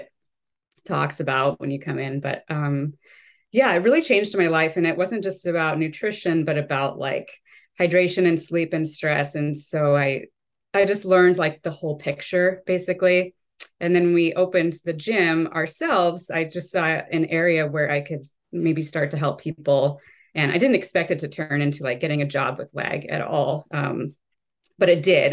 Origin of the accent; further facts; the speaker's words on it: Walla Walla, Washington, United States; I was born and raised in Walla Walla, um, so obviously I'm still here